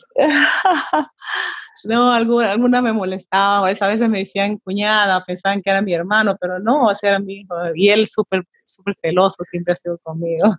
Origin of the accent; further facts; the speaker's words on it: Pucallpa, Ucayali, Peru; Yo soy de Pucallpa, nací aquí en Pucallpa.